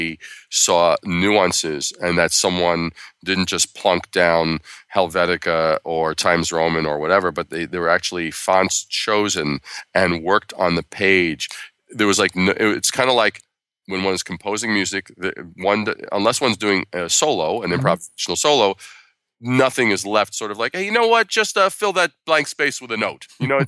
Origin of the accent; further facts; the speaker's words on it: Brooklyn, New York, United States; born there; I was born in Brooklyn at a very young age.